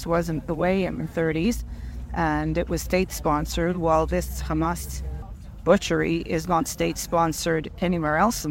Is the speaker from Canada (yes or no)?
yes; Montreal, Quebec, Canada; I'm also born and raised in Montreal